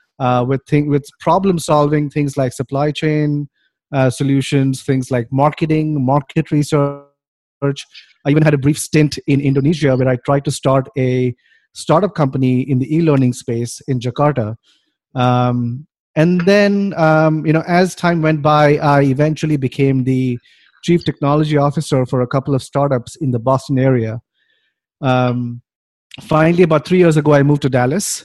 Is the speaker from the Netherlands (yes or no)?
no; Mumbai, Maharashtra, India; moved away as an adult; also born or lived in Cincinnati, Ohio, United States; now in United States; I grew up in India, in the city of Bombay, which is now called Mumbai